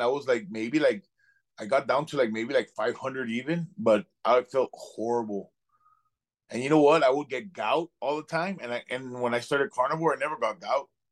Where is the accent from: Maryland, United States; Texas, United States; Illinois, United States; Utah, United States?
Texas, United States; Laredo; I'm from Laredo, Texas